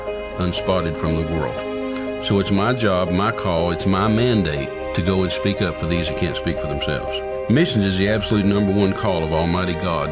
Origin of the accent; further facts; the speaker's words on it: Midland, Texas, United States; I'm from Midland originally.